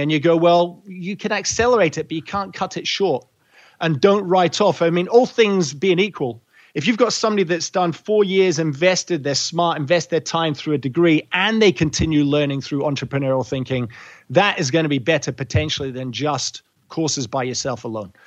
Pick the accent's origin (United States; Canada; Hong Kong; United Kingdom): United Kingdom; Scotland; moved away as an adult; also born or lived in England / Edinburgh / Europe; now in Australia; I was born in England, raised in Scotland, fermented in Europe and through several round world trips living out of cases. And then Australia has been home for almost two decades.